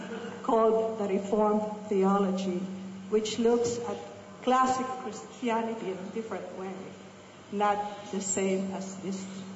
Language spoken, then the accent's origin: English; United States; I'm from the United States, but I am a Christian who is an evangelical but not a fundamentalist.